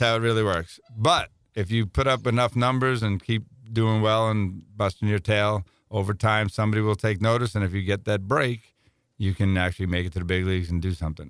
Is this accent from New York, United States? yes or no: yes; New York, United States; I'm from New York